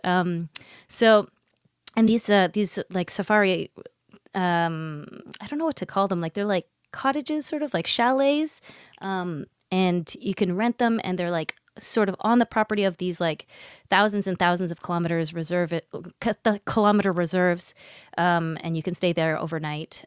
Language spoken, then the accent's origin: English; Botswana; We're from Botswana